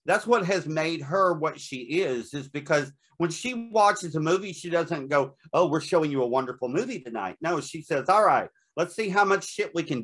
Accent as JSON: {"language": "English", "town": "Nashville", "region": "Tennessee", "country": "United States", "tie": "born or raised there", "said": "I grew up in Nashville, Tennessee."}